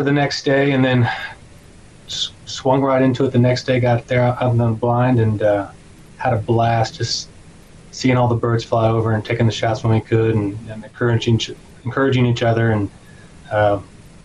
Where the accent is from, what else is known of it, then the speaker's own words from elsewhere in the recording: near Cheyenne Bottoms, Kansas, United States; I grew up near Cheyenne Bottoms, which is another part of the Central Flyway.